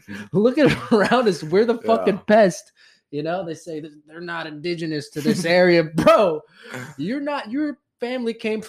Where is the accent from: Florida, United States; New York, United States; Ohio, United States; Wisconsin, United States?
Florida, United States; Central; moved away as an adult; now in South Florida, United States; I'm from Central Florida. Or at least I went to high school and middle school in Central Florida.